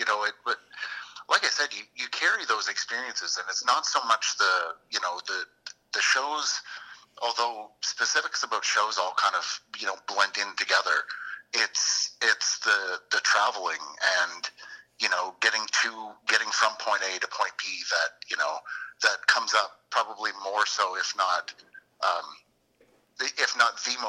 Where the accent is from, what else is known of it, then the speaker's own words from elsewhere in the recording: Moncton, New Brunswick, Canada; From Moncton.